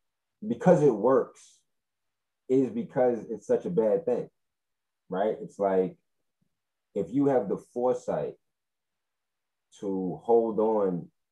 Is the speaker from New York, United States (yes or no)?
yes; Fort Greene, New York, United States; I grew up in Fort Greene, and that, you know, downtown is not what it used to be.